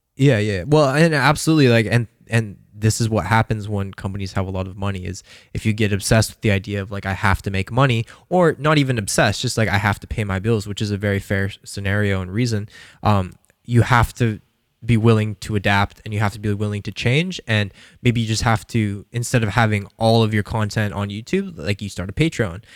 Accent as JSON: {"language": "English", "town": "Calgary", "region": "Alberta", "country": "Canada", "tie": "born or raised there", "said": "I grew up in Calgary"}